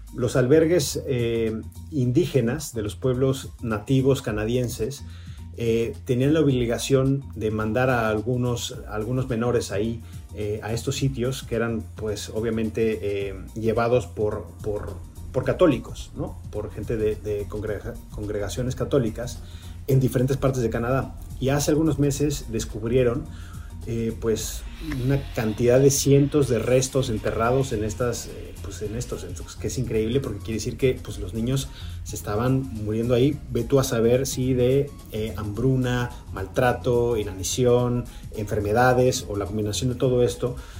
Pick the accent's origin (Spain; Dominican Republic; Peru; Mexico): Mexico; moved away as an adult; now in Los Angeles, United States; como mexicano